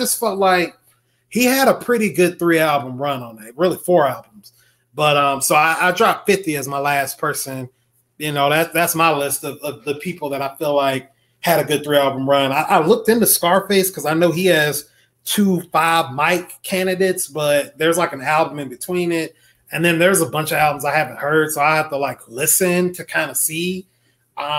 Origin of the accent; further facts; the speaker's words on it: the South, United States; I'm a Southerner